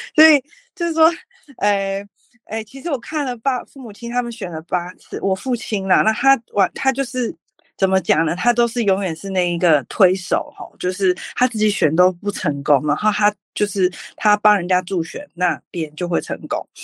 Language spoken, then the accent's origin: Chinese; North Coast, New Taipei, Taiwan; also born or lived in Beitou, Taipei / California, United States; 从小到大其实我都是在北海岸长大，但是呢，我中间，国小、国中、高中是在北投念书，然后大学是念辅，辅大法律系